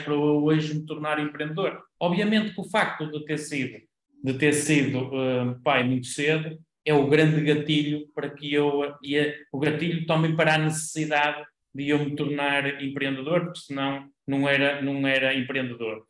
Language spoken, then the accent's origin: Portuguese; Vila Nova de Famalicão, Norte, Portugal; eu nasci em, em Vila Nova de Famalicão e, e continuo por cá, na, na cidade